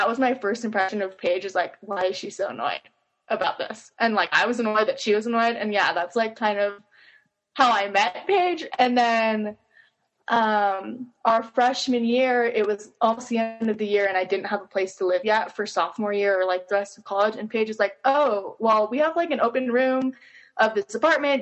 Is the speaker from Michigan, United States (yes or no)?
no; Henderson, Nevada, United States; moved away as an adult; now in Utah, United States; I'm originally from Henderson, Nevada, and then moved here for college